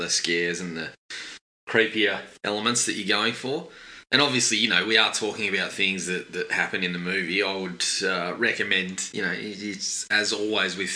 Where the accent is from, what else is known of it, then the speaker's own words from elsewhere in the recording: Australia; I'm Australian